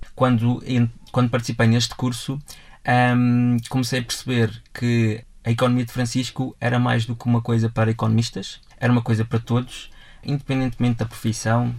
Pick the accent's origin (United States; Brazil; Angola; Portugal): Portugal; nós, enquanto portugueses, num todo enquanto povo português